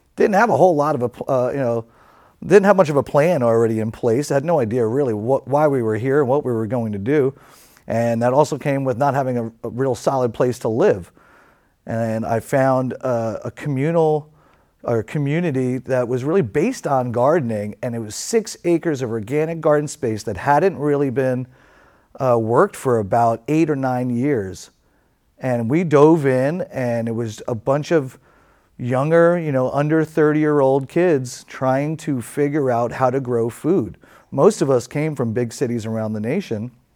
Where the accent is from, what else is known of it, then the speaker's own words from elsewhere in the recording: New York City, New York, United States; moved away as an adult; now in California, United States; growing up in New York City, uh, especially back in the seventies and eighties